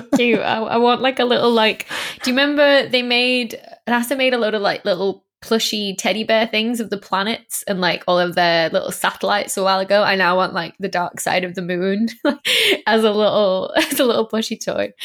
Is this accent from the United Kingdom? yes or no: yes; North West England, United Kingdom; accent: northern; moved away; I was like, brought up in the northwest of England, but my mum's family are all from the northeast of England, so it's this odd smush.